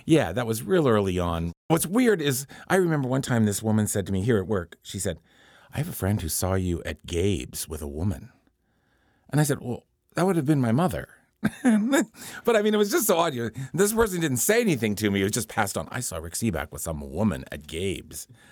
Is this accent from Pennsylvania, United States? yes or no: yes; Pittsburgh, Pennsylvania, United States; moved away as an adult; when I was growing up here. It was just, you know, my hometown